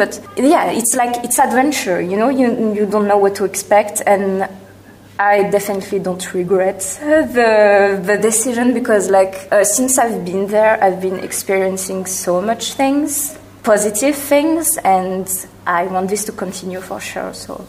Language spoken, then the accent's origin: English; Brittany, France; English is a second language; I'm from France, from Brittany more specifically.